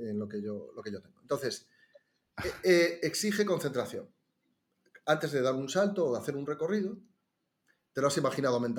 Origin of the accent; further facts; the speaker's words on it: Ourense, Galicia, Spain; moved away as an adult; also born or lived in Las Palmas de Gran Canaria; Como somos de Urense